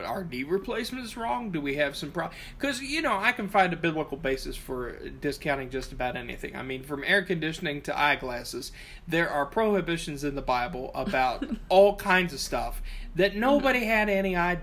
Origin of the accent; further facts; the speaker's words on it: Appalachia, United States; also born or lived in southern Ohio; I'm Appalachian